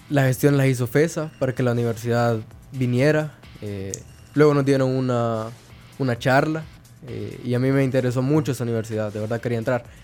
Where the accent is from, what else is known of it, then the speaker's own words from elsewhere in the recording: Izalco, Sonsonate, El Salvador; born there; Sí, yo nací en Izalco.